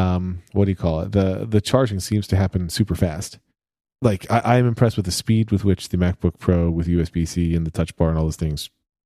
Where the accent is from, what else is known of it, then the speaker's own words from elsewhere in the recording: Pennsylvania, United States; Listen, I'm from Pennsylvania, near Philadelphia, born and raised.